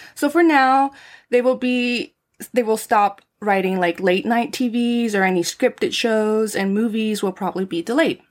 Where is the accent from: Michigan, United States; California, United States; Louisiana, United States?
California, United States; San Fernando Valley; moved away; I'm from the Valley and I'm a girl